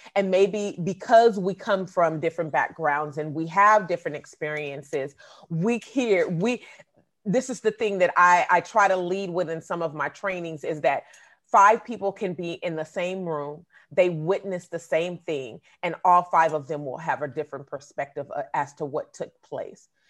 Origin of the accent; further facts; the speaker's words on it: Oakland, California, United States; I grew up in the Bay Area, but I've also lived in Southern California.